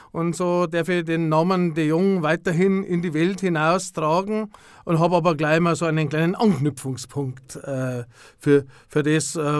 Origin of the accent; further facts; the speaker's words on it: Altötting, Bavaria, Germany; natürlich als gebürtiger Altöttinger lernst du erst einmal alles, was so rund um die Wallfahrt ist und das ganze Wallfahrtsgeschehen automatisch kennen.